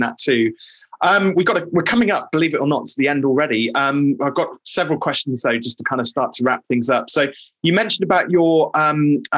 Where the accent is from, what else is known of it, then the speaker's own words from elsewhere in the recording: England, United Kingdom; as an Englishman